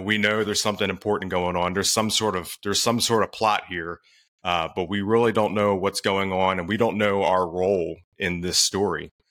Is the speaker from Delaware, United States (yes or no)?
yes; Delaware, United States; now in Maryland, United States; I'm in Maryland. I grew up in Delaware, actually.